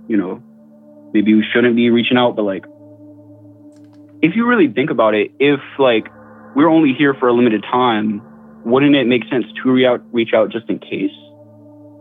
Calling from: Tallahassee, Florida, United States; I'm calling from Tallahassee, Florida

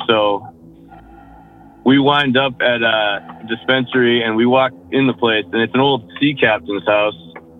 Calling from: Massachusetts, United States; Western Mass, out near Quavon Reservoir.

